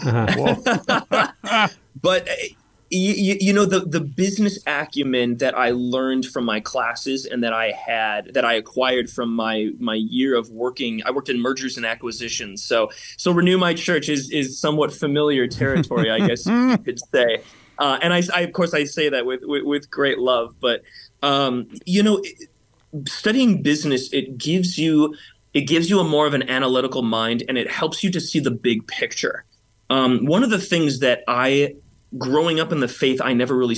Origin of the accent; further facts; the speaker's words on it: Burr Ridge, Illinois, United States; I grew up in Burr Ridge.